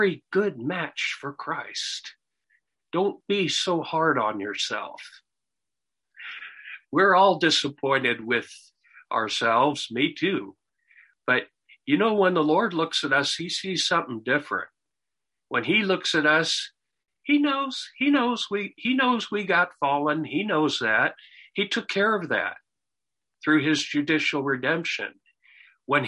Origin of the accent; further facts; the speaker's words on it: United States; growing up in America, even though I was not a believer